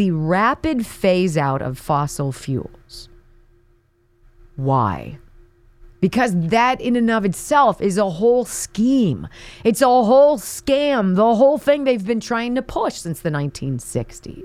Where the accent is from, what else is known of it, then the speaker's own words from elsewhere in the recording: Pennsylvania, United States; I was working for the local ABC affiliate in my hometown here in the land before time, Pennsylvania